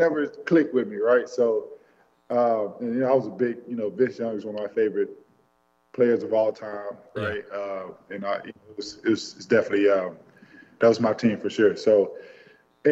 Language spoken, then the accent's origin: English; Texas, United States; I'm from Texas.